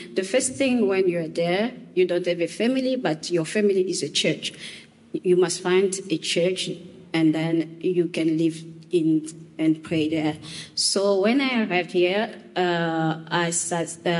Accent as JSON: {"language": "English", "country": "DR Congo", "also_born_or_lived": "Eswatini", "moved": "as an adult", "lives_now": "Canada", "said": "I came from Democratic of Congo, Republic Democratic of Congo, but I passed by Swaziland, Eswatini"}